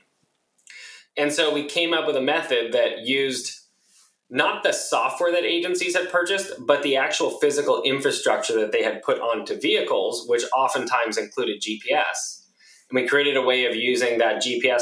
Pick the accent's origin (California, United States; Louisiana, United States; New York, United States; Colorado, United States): California, United States; San Diego; moved away as an adult; now in San Francisco, United States; I was born and raised in San Diego